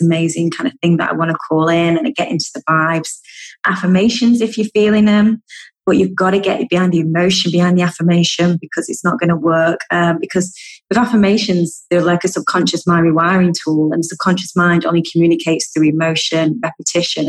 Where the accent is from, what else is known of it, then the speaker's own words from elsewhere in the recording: United Kingdom; I'm such a Brit. I love a good cup of tea. We love a good brew in the UK.